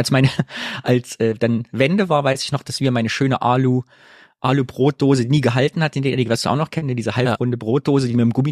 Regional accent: East Germany, Germany; Und ich muss gerade denken, dass ja auch als Ostdeutscher auch unser Traum war.

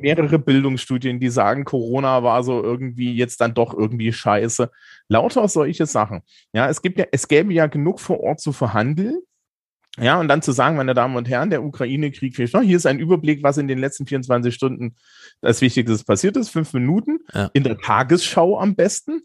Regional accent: Eisenach, Thuringia, Germany; ich bin ja aus Eisenach

